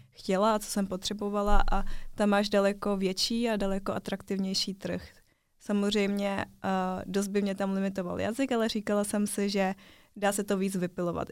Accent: Czechia; žiju celý život v Česku. Narodila jsem se tady, takže jsem Čechovětnamka taková

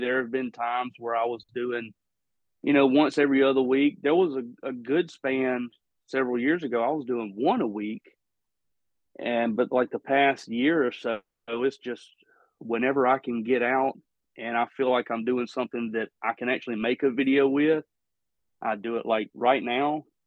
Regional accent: Mississippi, United States; my home state you know mississippi

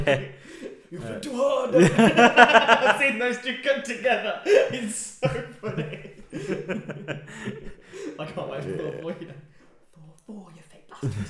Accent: England, United Kingdom; we're also English.

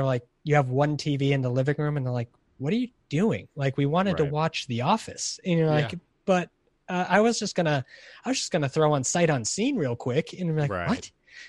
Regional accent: Hollywood, California, United States; My hometown, Hollywood, California.

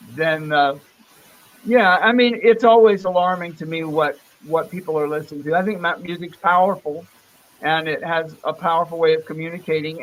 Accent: Vero Beach, Florida, United States; also born or lived in Fort Pierce, Florida / New Port Richey, Florida; I'm from uh, Fort Pierce, Florida. That's where I was born, yeah. but I grew up in a, in Vero Beach, Florida

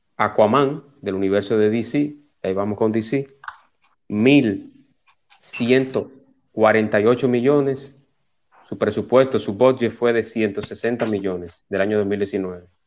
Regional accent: Dominican Republic; nosotros como dominicanos

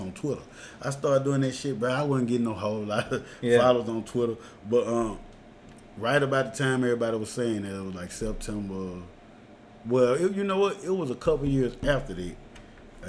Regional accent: Jackson, Mississippi, United States; I'm from Jacktown

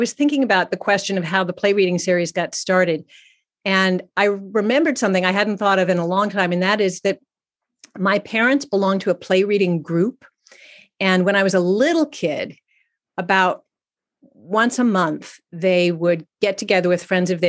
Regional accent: San Francisco, California, United States; moved away; also born or lived in Exeter, New Hampshire; I grew up in San Francisco in the 60s

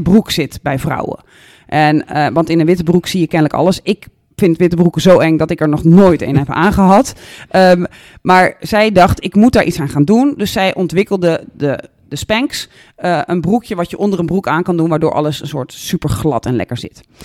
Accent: Netherlands

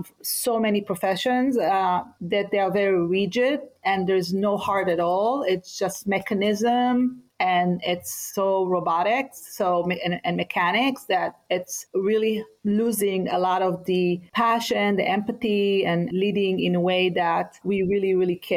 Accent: Israel; moved away; I grew up in Israel, and I talk a lot about what does it mean to be growing up in a war zone

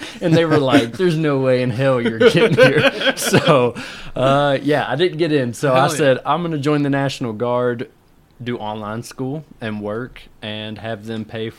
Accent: Louisville, Kentucky, United States; I'm from Louisville, Kentucky, and I am currently a student at UofL.

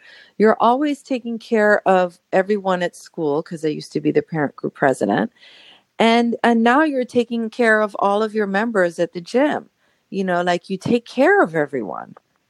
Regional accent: Colombia; now in Los Angeles, United States; you're from Colombia. I'm from Colombia. Yeah, awesome. Let's talk.

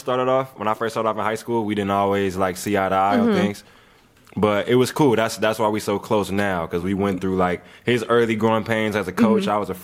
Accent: Lima, Ohio, United States; I'm from Lima. I went to the city schools growing up my whole life. Then I transferred and went to LCC.

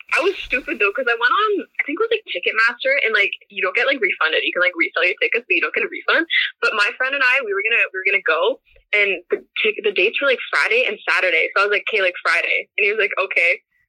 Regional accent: Ontario, Canada; also born or lived in Kitchener, Ontario; No, I'm in Kitchener, Ontario. It's like an hour from Toronto.

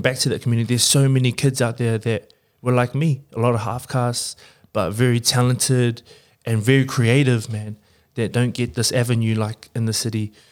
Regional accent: Porirua, Wellington, New Zealand; moved away as an adult; I grew up in Purirua and then I, I lived in the city, um, for school and then kind of moved back

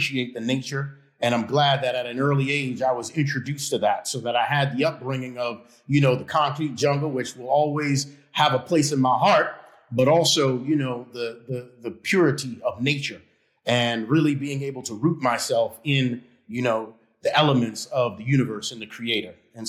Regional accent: New York City, New York, United States; I was born in Harlem Hospital. And, you know, I had a great upbringing, though, despite the area that I was brought up

